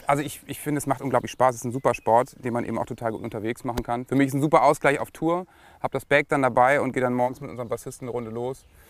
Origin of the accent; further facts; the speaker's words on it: Lower Saxony, Germany; bei uns in Niedersachsen